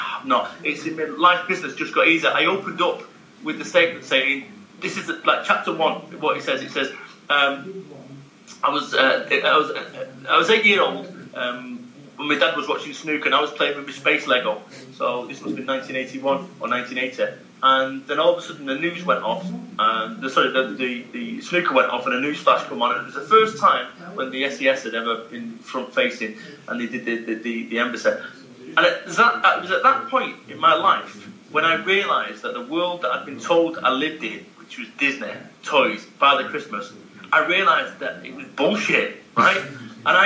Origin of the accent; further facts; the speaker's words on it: Salford, North West England, United Kingdom; I'm from Salford, Manchester